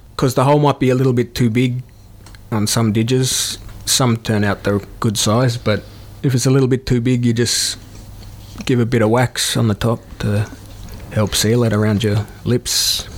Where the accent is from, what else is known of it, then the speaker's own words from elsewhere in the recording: Melbourne, Victoria, Australia; moved away; also born or lived in New South Wales / Shepparton; I grew up in Melbourne and uh, recently moved from Shepparton